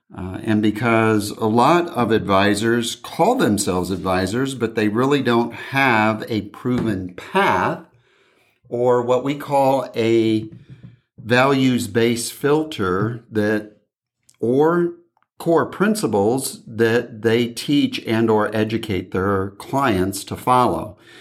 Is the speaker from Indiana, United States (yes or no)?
yes; Indiana, United States; now in California, United States; back in my hometown